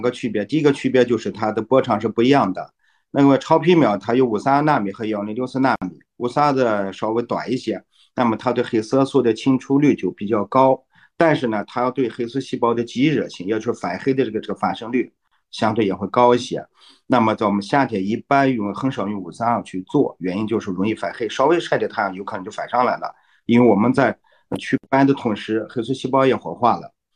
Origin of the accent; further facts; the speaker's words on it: China; 像我们中国人有个好习惯，就是我们会听中医讲来给你调理调理。